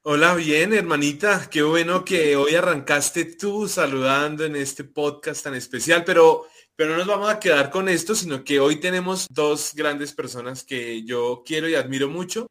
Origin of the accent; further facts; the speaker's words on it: Soacha, Cundinamarca, Colombia; venimos del mismo pueblo en Colombia, que es al, al, sureste de la capital